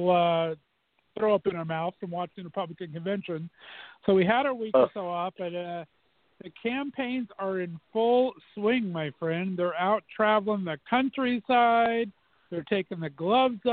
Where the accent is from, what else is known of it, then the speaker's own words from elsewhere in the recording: Azusa, California, United States; moved away; where I grew up in Azusa, California